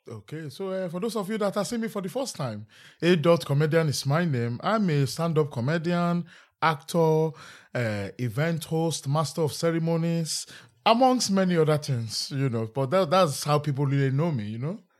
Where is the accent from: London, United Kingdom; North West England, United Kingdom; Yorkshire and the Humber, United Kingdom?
London, United Kingdom; Peckham has always feel like home